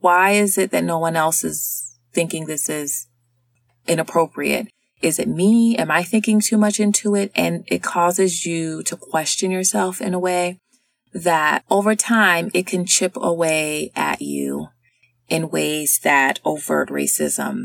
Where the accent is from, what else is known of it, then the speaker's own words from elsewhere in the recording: the South, United States; I'm from the South. I grew up there